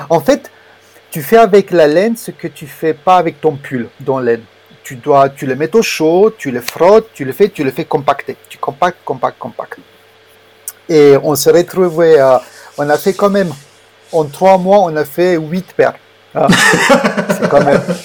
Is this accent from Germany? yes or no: yes; Germany; moved away as an adult; also born or lived in Romania / Switzerland; je suis né en Roumanie et j'ai grandi en Allemagne en fait euh, à partir de l'âge de 7 ans jusqu'à mon bac